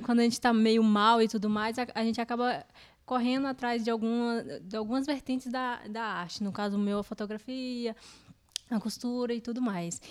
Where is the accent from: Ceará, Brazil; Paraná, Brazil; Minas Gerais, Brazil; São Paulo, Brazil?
Minas Gerais, Brazil; eu sou de Minas